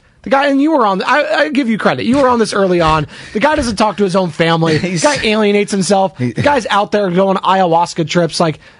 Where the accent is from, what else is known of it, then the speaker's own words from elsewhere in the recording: Pacific Grove, California, United States; down in Monterey, where I grew up in Pacific Grove